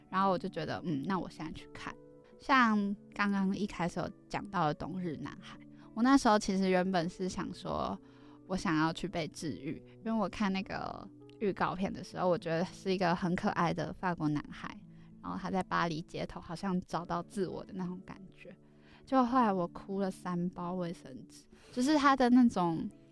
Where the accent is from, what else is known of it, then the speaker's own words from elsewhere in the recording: Kaohsiung, Taiwan; moved away; 我是高雄人